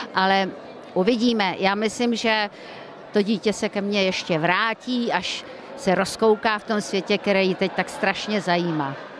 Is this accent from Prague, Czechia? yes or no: yes; Prague, Czechia; po Praze 7, kde jsem se narodila v Heřmanově ulice u Bubenského nádraží.